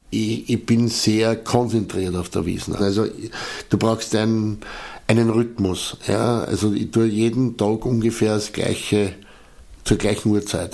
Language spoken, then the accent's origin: German; Eastern Austria, Austria; bei uns in Österreich, in Ostösterreich